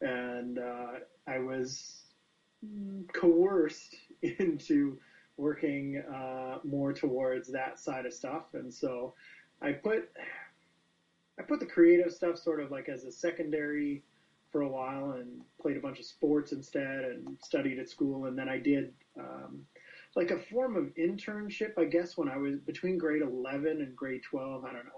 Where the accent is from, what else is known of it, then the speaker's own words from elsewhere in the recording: Calgary, Alberta, Canada; I'm from Calgary, Alberta, Canada.